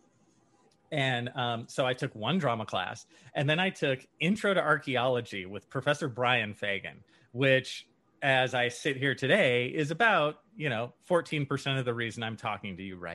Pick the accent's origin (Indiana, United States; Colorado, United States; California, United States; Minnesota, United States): California, United States; San Leandro; And then I left San Leandro, California, which is where I'm from. It's basically Oakland.